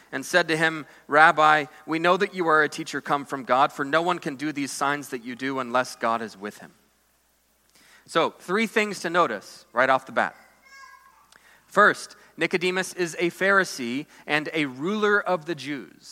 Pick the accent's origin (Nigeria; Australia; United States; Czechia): United States; American Christians